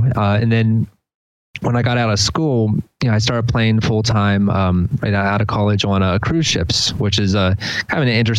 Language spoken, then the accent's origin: English; Delaware, United States; also born or lived in Philadelphia; Yeah, moved down to here about 7 years ago from Philly. Before that, I was living in, I'm from Delaware originally.